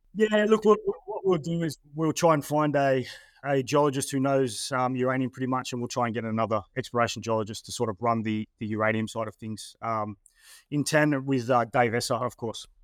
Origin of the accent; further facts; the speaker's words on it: Terrigal, New South Wales, Australia; I'm from Sydney, um, or Terrigal, which is just north of Sydney